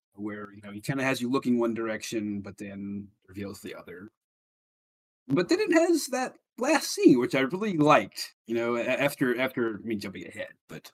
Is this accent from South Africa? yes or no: no; United Kingdom; And then you know, Craig, I'm from Britain. I got this too.